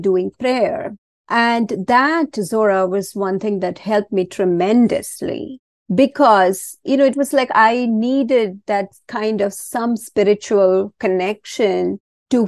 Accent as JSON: {"language": "English", "country": "India", "tie": "born or raised there", "moved": "yes", "said": "I was born and raised a Hindu. I was born in India and always raised a Hindu"}